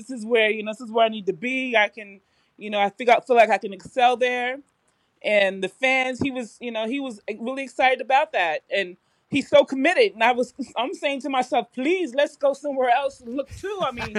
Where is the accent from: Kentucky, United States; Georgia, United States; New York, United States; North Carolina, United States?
New York, United States; I'm from New York.